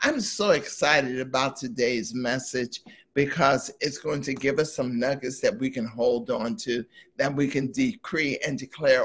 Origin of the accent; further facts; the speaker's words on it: East Coast, United States; I'm from the East Coast